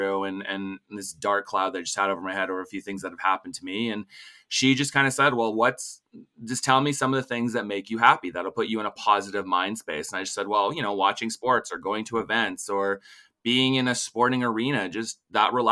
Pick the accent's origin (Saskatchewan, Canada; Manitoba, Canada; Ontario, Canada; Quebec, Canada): Saskatchewan, Canada; Regina; I'm originally from Regina